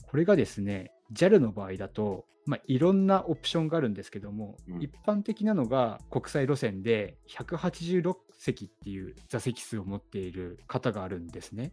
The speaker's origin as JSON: {"language": "Japanese", "region": "Hiroshima", "country": "Japan", "tie": "born or raised there", "said": "僕の地元広島"}